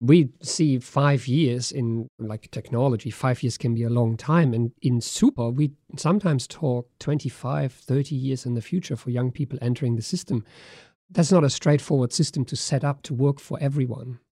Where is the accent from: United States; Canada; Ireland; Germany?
Germany; now in Australia; I grew up in Germany